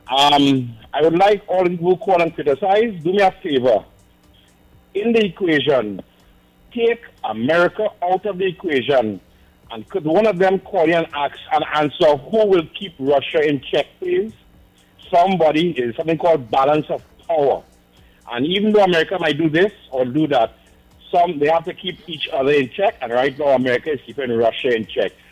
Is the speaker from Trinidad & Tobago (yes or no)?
yes; Trinidad & Tobago; moved away as an adult; now in United States; I'm from Trinidad